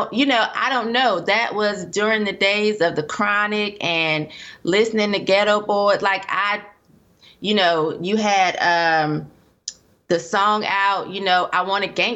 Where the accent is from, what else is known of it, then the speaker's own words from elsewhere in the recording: Durham, North Carolina, United States; I was raised in Durham, North Carolina